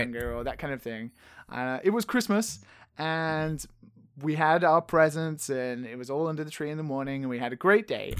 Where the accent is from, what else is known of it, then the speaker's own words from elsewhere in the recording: England, United Kingdom; I'm from England